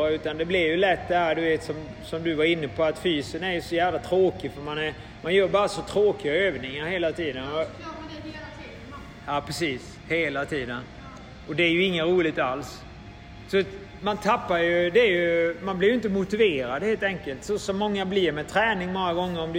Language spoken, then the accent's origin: Swedish; Switzerland; Men det är ju ett tufft klimat och det var inte lätt heller som schweizare att komma dit.